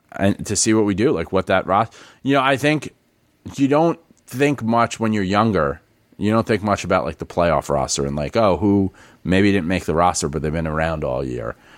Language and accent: English; New York City, New York, United States; moved away as an adult; I'm born and raised in the Bronx.